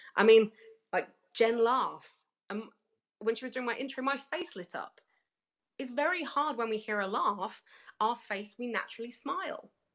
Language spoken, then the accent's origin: English; United Kingdom; accent: British; I am British